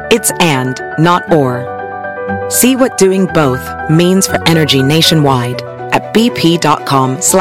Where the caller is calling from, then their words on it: Oaxaca, Mexico; Buenas noches estamos reportándonos, escuchando tu programa. Mándame saludos, ¿no? Soy de Oaxaca.